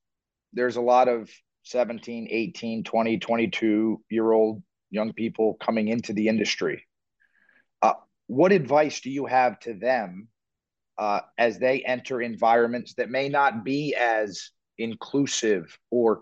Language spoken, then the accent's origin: English; Miami, Florida, United States; now in Newark, United States; I'm from Miami